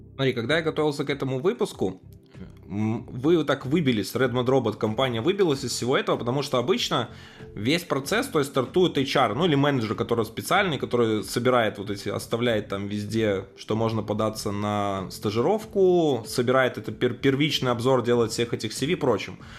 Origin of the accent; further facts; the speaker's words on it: Belarus; я хоть и из Беларуси